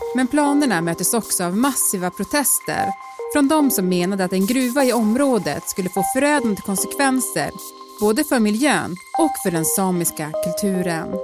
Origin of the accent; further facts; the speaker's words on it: Norrbotten County, Sweden; Vi är ju båda från Norrbotten